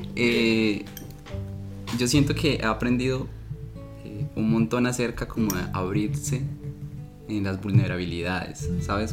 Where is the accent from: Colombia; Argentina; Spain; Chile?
Colombia; moved away as an adult; also born or lived in Heredia, Costa Rica; now in Costa Rica; yo llevaba eh, un año y medio más o menos viviendo en Costa Rica, yo soy colombiano